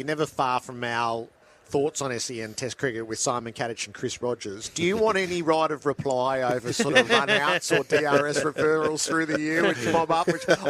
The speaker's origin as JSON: {"language": "English", "country": "Australia"}